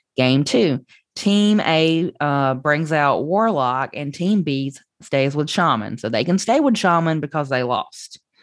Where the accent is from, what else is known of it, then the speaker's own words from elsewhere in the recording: Southern United States, United States; accent: Southern; the Southern accent that I have